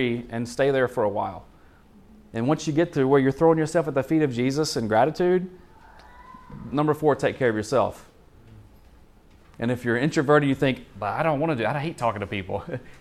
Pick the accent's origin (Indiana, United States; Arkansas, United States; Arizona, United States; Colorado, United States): Arkansas, United States; I'm from Arkansas